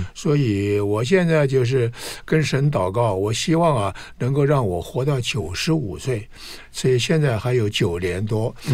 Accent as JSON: {"language": "Chinese", "region": "Anhui", "country": "China", "tie": "born or raised there", "moved": "yes", "lives_now": "Taiwan", "said": "我出生在安徽嘛，在生下来，我是老大"}